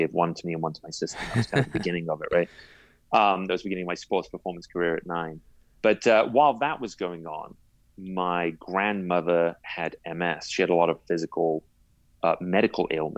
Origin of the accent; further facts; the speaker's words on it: England, United Kingdom; I was born in England and I grew up there